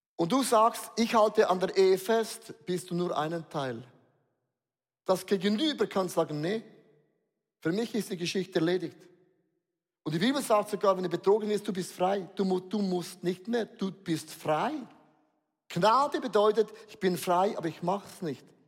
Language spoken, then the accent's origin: German; Switzerland; Wir sind Schweizer